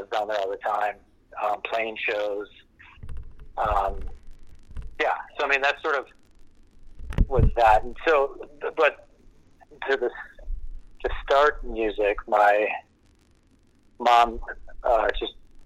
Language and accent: English; Wisconsin, United States; I grew up in Wisconsin, in a small town north of Milwaukee.